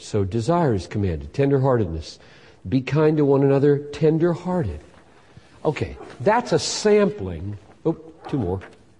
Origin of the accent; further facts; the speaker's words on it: Minnesota, United States; I'm not an emotional person. I'm a Minnesotan.